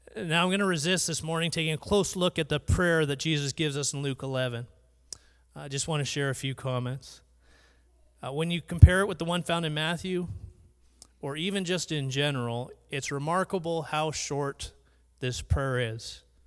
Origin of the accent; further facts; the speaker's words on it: Surrey, British Columbia, Canada; I grew up in Vancouver. Uh, Surrey more specifically